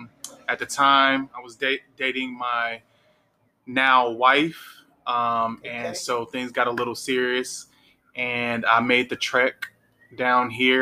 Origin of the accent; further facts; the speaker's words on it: Chicago, Illinois, United States; because I'm from Chicago